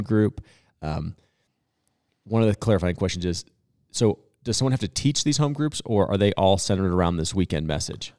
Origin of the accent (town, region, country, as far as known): Boulder, Colorado, United States; born or raised there